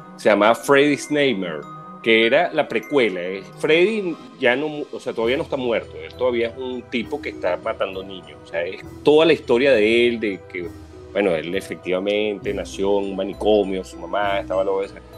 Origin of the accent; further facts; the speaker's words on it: Venezuela; yo me crié en Venezuela